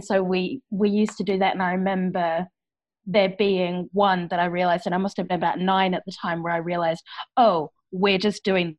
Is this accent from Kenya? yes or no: no; New Zealand; moved away as an adult; now in Liverpool, United Kingdom; So I am originally from New Zealand